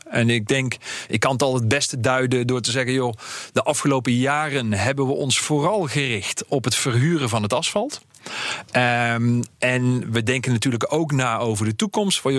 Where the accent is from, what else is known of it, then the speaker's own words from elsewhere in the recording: North Brabant, Netherlands; moved away; ik ben Brabander